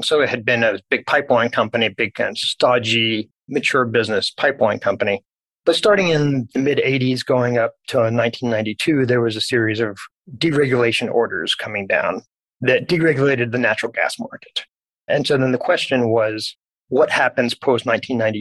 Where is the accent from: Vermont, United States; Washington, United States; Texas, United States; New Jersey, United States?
Texas, United States; Dallas; I was born and raised in Dallas